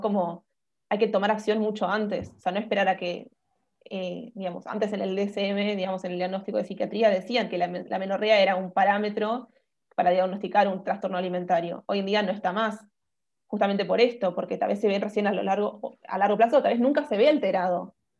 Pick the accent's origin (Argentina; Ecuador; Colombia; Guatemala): Argentina; Buenos Aires; soy de Buenos Aires, Argentina. Em, así que nada, estoy viviendo acá desde que nací